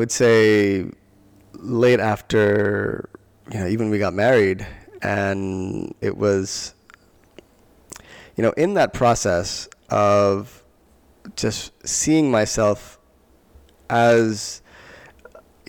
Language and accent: English; Long Island, New York, United States; I grew up in Long Island, New York, and we moved from one town to another